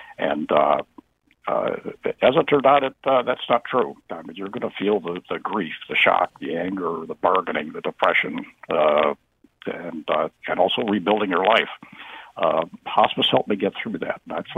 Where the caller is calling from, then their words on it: East Lyme, Connecticut, United States; from East Lyme.